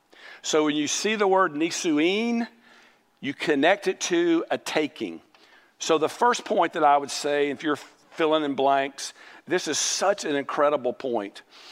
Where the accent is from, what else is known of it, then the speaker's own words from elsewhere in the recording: Mobile, Alabama, United States; Now let me tell you, I grew up in Mobile, and I don't like Mardi Gras, and I don't like what Mardi Gras stands for, and we didn't participate in Mardi Gras.